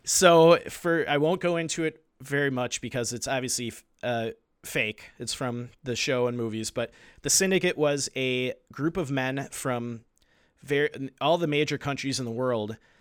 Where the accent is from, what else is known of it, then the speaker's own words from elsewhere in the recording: United States; I'm an American